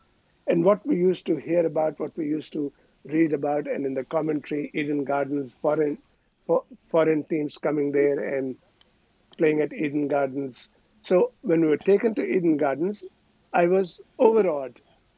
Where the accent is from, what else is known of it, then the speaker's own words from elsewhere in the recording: Hyderabad, Telangana, India; moved away as an adult; also born or lived in Pakistan; I grew up in India.